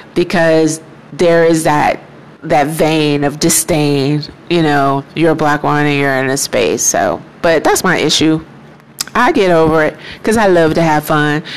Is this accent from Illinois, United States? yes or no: yes; Chicago, Illinois, United States; now in Houston, United States; being from Chicago, um, there's this great sense of pride that we as black people have